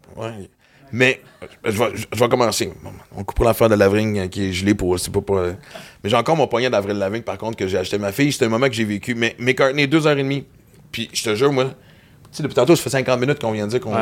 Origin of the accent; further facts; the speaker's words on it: Western Canada, Canada; now in Quebec, Canada; j'ai grandi à l'Ouest canadien